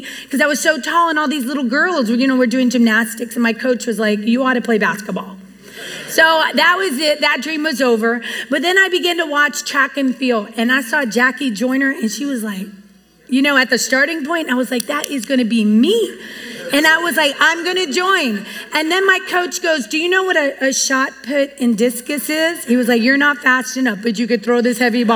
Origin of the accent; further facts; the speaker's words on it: United States; also born or lived in Puerto Rico; growing up here, you know, in America, you know, we came from Puerto Rico and my mom was from Mexico